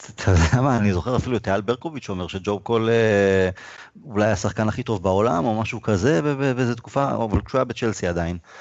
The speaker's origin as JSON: {"language": "Hebrew", "town": "Rishon LeZion", "region": "Central District", "country": "Israel", "tie": "born or raised there", "said": "גדלתי בראשון"}